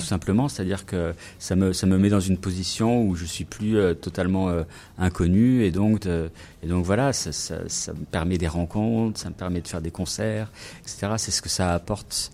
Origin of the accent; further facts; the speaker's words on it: France; moved away as an adult; now in Vancouver, Canada; moi je suis français, où je parle français